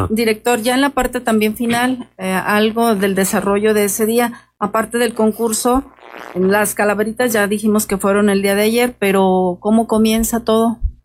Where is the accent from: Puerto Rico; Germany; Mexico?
Mexico; Michoacán; esta es nuestra cultura como mexicanos, como michoacanos